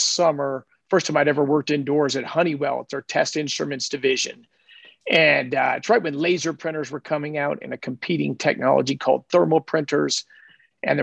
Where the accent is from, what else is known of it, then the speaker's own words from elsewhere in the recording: Denver, Colorado, United States; I grew up in Denver, Colorado